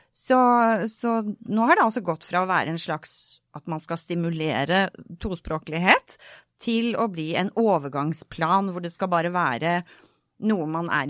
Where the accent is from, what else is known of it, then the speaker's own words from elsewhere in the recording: Bergen, Vestland, Norway; Så jeg flyttet eh, rundt. Og jeg har vokst opp i Bergen. Og møtte veldig fort ganske mange negative holdninger til det å være østlending i Bergen.